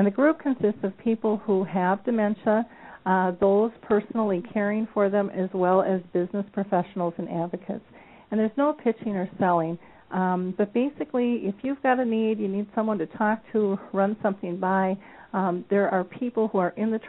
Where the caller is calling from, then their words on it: Minnesota, United States; I'm calling in from Minnesota, and it's absolutely gorgeous here today.